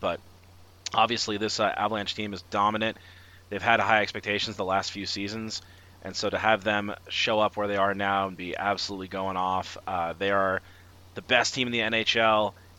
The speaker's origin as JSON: {"language": "English", "town": "Chicago", "region": "Illinois", "country": "United States", "moved": "yes", "lives_now": "Colorado, United States", "said": "I'm from Chicago originally"}